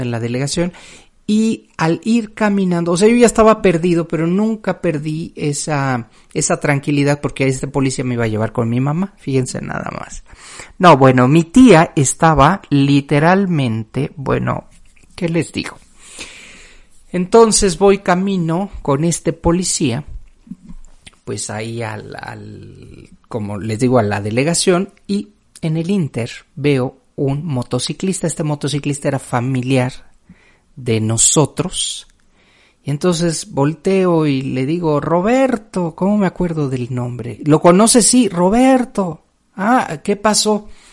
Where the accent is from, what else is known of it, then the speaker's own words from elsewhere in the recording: Mexico City, Mexico; yo venía de la Ciudad de México